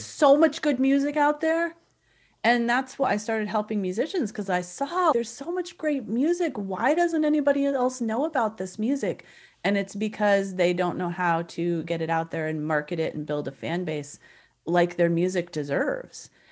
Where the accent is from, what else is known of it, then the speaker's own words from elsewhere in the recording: Southern California, United States; I'm from Southern California